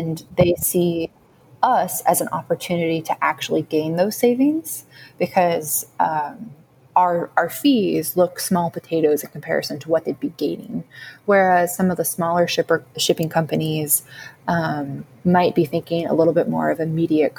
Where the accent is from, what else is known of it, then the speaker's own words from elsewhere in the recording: Sacramento, California, United States; moved away; I loved growing up in Sacramento